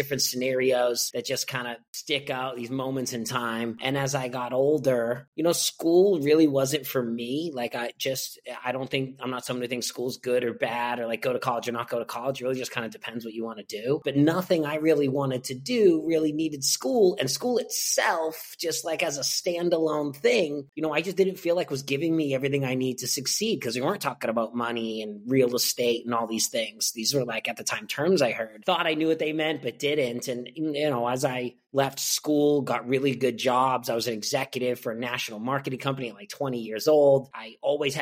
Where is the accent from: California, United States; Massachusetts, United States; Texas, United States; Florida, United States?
Massachusetts, United States; Boston; moved away as an adult; also born or lived in San Diego; I grew up in Boston, Massachusetts. Also spent about 10 years in San Diego, but this is where I'm born and raised, where I am now and where I'm from